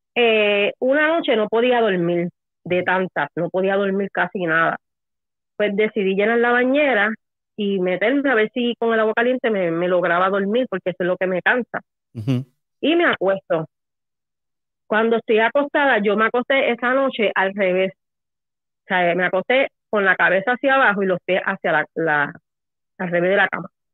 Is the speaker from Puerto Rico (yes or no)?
yes; Puerto Rico; now in Florida, United States; Yo soy de Puerto Rico.